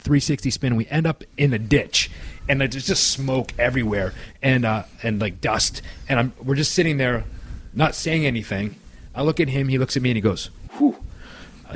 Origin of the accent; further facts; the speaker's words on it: Orangeville, Ontario, Canada; we grew up with him in Orangeville